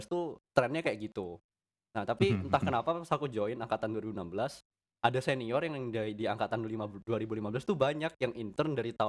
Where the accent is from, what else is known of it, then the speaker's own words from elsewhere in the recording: Jember, East Java, Indonesia; sekolahku kan swasta aku asli Jember